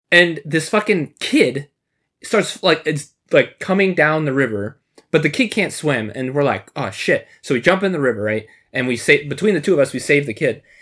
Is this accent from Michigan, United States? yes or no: yes; Michigan, United States; now in Chicago, United States; I grew up in Michigan and now living in Chicago